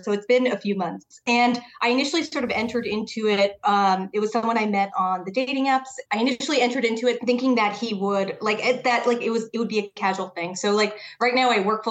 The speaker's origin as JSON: {"language": "English", "region": "Connecticut", "country": "United States", "moved": "yes", "lives_now": "New York City, United States", "said": "I'm from Connecticut. So like an hour outside the city"}